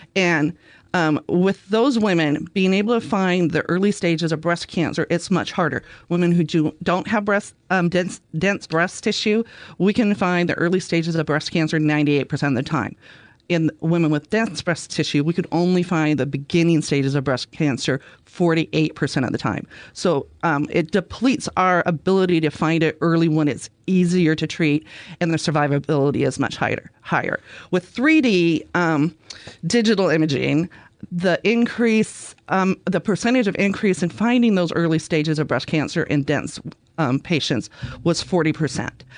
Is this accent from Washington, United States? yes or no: yes; Vancouver, Washington, United States; moved away as an adult; now in Oregon coast, United States; I grew up in the Vancouver, Washington area.